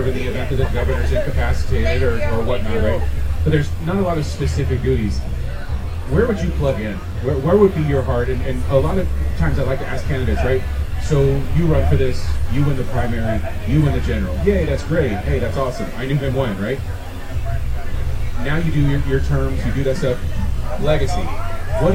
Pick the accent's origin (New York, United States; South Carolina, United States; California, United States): California, United States; Southern; moved away; growing up in Southern California in the 80s and 90s